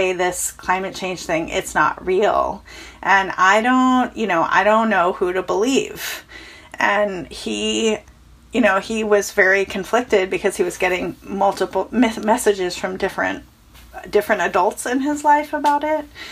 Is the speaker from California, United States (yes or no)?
yes; Chico, California, United States; my hometown caught fire. I'm from a town called Chico, California